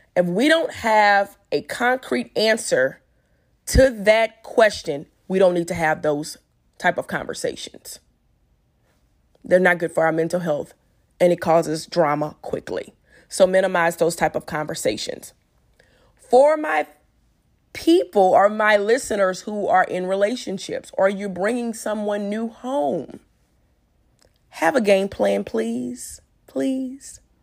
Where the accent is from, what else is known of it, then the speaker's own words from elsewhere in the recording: Louisiana, United States; I'm from Louisiana